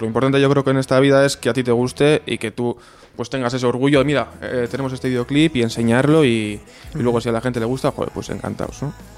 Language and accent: Spanish; Gernika, Basque Country, Spain; en el local hablamos en euskera, somos de Guernica